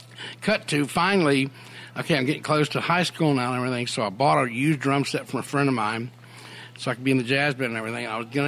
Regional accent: Hattiesburg, Mississippi, United States; also born or lived in Selma, Alabama; I was born in Selma. I was in Hattiesburg by the time I was three or something.

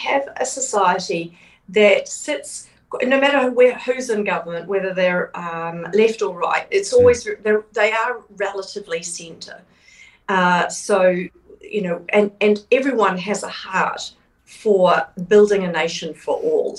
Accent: New Zealand; being a New Zealander

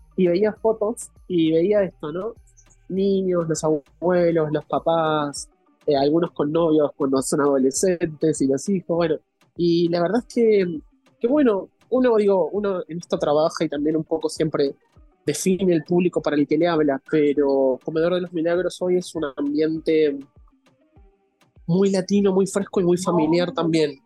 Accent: Argentina; accent: Argentine; now in Mexico City, Mexico; por mi acento yo soy argentino

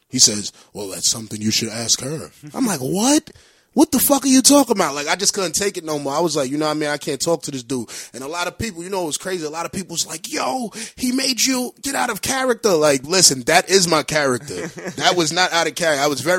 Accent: Honduras; I'm from a third world country. I'm from Honduras.

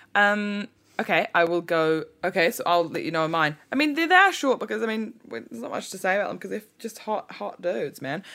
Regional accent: New Zealand; people in New Zealand and m, my, you know, myself, myself included

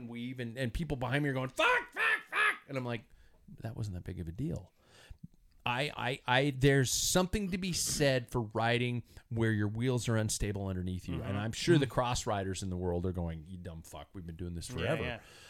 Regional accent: United States; I'm American.

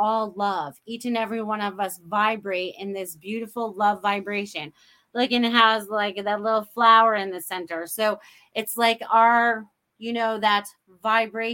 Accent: Maine, United States; now in Sarasota, United States; I grew up in New England, Maine. Whoever thought I would end up in Sarasota, Florida?

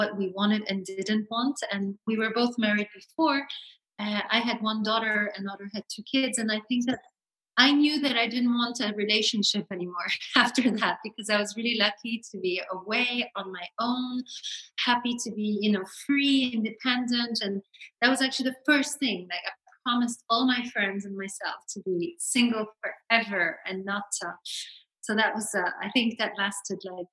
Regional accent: Hong Kong; moved away as an adult; also born or lived in Paris, France / Reykjavik, Iceland; now in Médoc, France; I have a French mother and a Chinese dad, grew up in Hong Kong, but France was very much our hub

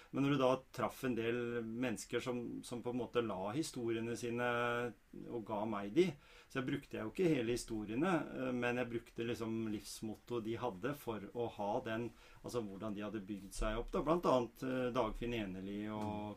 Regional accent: Norway; oss, da, vanlige fødte nordmenn

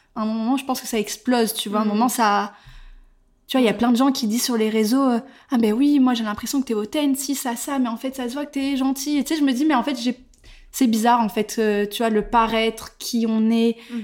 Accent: Bordeaux, Nouvelle-Aquitaine, France; moved away as an adult; also born or lived in Barcelona / Paris; Je suis originaire de Bordeaux

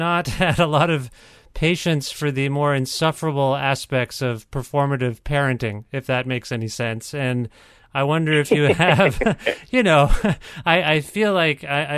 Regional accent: Kitchener, Ontario, Canada; I was born in Kitchener, Ontario

